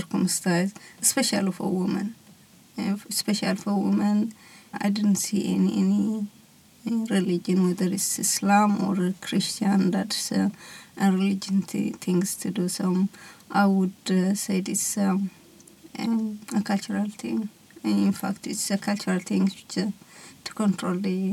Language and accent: English; Eritrea; now in Australia; I am from Eritrea, which Eritrea is in Northeast Africa